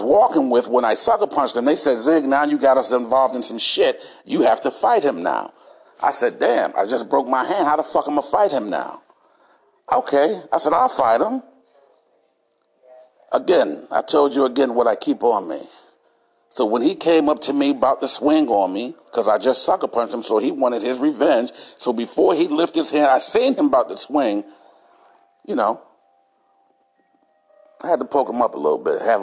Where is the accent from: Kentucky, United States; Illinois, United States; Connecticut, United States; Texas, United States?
Connecticut, United States; Hartford; I'm from Hartford, Connecticut